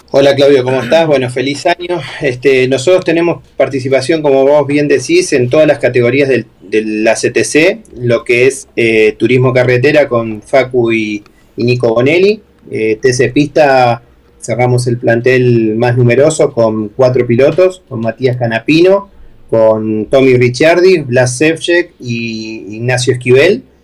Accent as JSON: {"language": "Spanish", "country": "Argentina"}